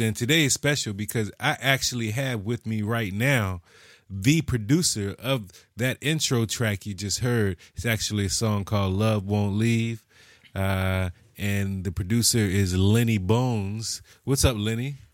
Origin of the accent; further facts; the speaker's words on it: United States; we're American